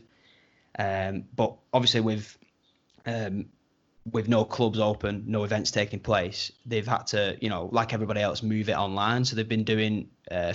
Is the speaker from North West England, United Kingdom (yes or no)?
yes; Wigan, North West England, United Kingdom; we're from Wigan